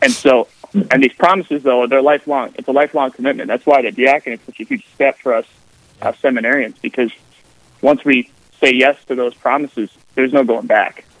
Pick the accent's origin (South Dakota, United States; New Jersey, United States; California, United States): South Dakota, United States; Aberdeen; moved away as an adult; also born or lived in Mobridge, South Dakota / St. Paul, Minnesota / Rome; I'm uh, originally from Aberdeen, South Dakota, just the northern part of the northeastern part of the state